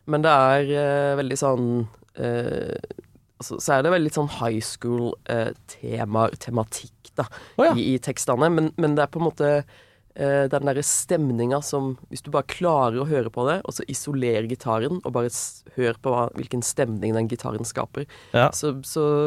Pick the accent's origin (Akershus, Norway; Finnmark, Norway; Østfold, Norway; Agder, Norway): Agder, Norway; Søgne; also born or lived in Vågsbygd, Kristiansand; now in Oslo, Norway; Men så har jeg vokst opp i Søgne, utenfor Kristiansand.